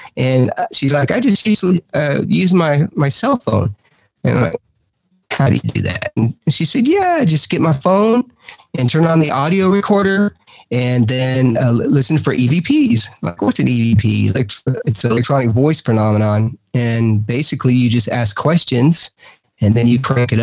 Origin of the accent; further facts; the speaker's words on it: Texas, United States; moved away as an adult; also born or lived in Arkansas; now in Mineral Bluff, United States; I am originally from Texas, but I moved down here to Georgia to help take care of my mom and dad